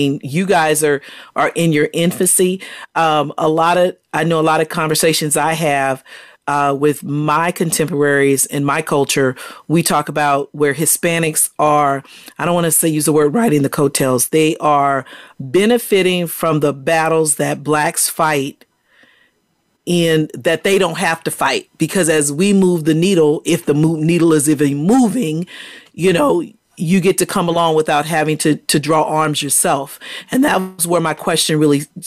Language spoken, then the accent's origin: English; Virginia, United States; I'm from Virginia